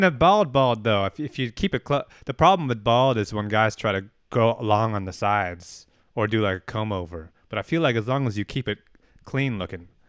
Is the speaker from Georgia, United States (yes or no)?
no; Albany, California, United States; my, my hometown, Albany, California